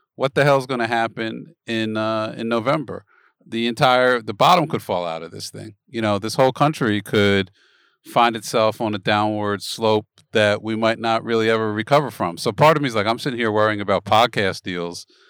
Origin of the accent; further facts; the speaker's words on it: Philadelphia, Pennsylvania, United States; moved away; I'm originally from Philadelphia